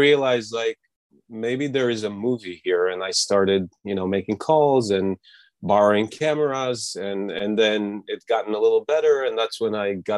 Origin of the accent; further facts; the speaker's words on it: Netanya, Central District, Israel; also born or lived in Los Angeles; now in New York, United States; my hometown, Netanya, in Israel, which is a small beach town, Mediterranean Sea.